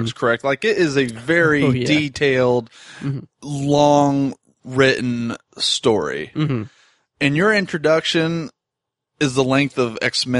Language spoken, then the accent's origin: English; Indianapolis, Indiana, United States; born or raised there